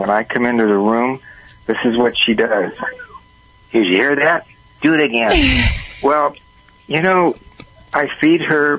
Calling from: Huntington Beach, California, United States; I'm in Huntington Beach, California.

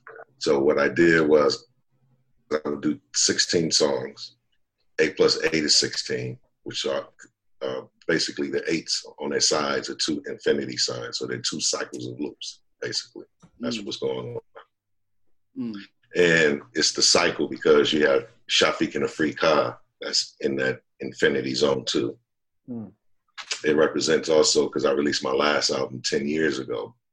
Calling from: Chino Hills, California, United States; I'm in Chino Hills, California.

